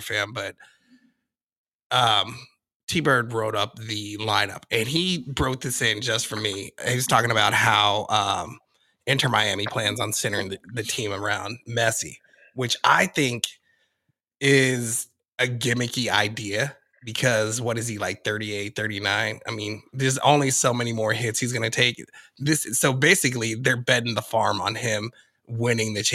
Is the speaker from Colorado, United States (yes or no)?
yes; Colorado, United States; I'm from Colorado